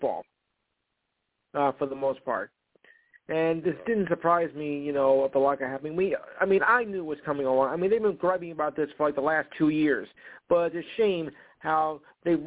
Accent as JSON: {"language": "English", "region": "New Jersey", "country": "United States", "said": "I am from New Jersey"}